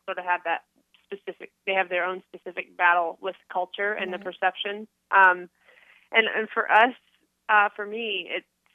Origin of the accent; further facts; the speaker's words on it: Northeast, United States; I grew up in the Northeast